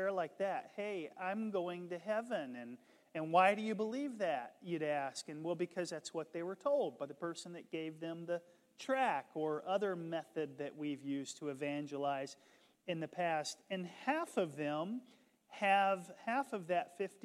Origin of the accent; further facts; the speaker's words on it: the South, United States; I grew up in the South